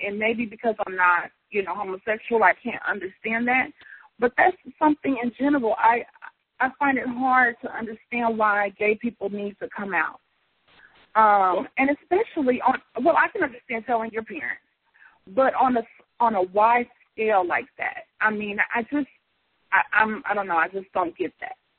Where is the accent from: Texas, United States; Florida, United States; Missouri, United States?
Missouri, United States; Kansas City; now in St. Louis, United States; I grew up in Kansas City more than in St. Louis